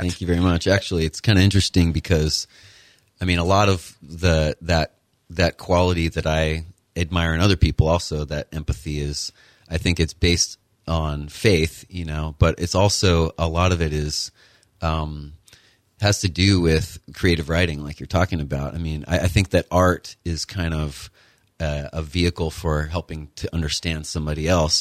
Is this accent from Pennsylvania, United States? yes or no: no; Connecticut, United States; moved away as an adult; also born or lived in Kentucky / Utah / Florida; I was born and raised in Connecticut, went to high school there